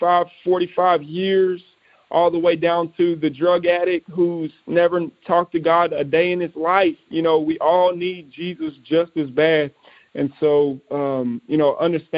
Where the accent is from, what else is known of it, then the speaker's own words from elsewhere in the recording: East Texas, United States; We were able to minister to many, many people in my hometown in East Texas